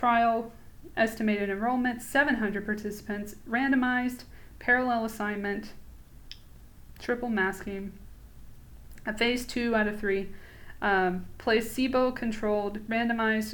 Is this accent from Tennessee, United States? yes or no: no; Atlanta, Georgia, United States; I'm from Atlanta